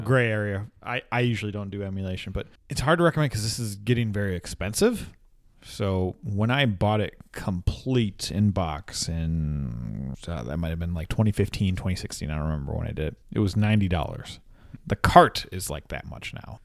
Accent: Minnesota, United States; We're from Minnesota

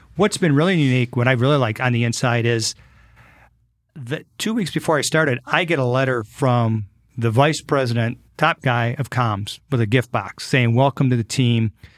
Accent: Detroit, Michigan, United States; moved away as an adult; now in Fort Wayne, United States; growing up in the Detroit area

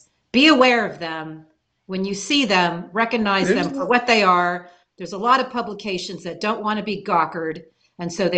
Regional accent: San Mateo, California, United States; I'm San Mateo

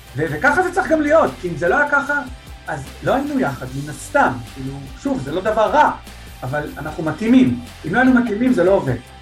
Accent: Holon, Tel Aviv District, Israel; אני חולוני במקור

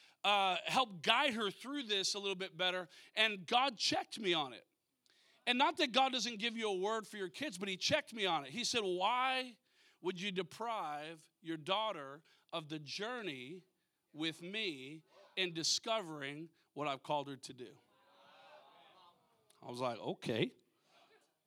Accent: Minnesota, United States; now in California, United States; I grew up in Minnesota originally, you know, so I understand the cold

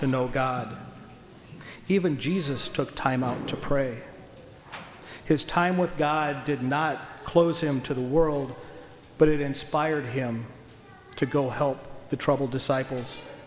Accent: Nebraska, United States; Growing up in Nebraska, we didn't have any hills

